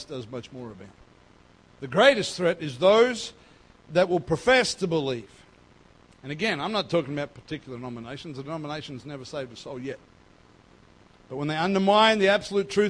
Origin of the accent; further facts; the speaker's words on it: North Queensland, Australia; moved away; I grew up in North Queensland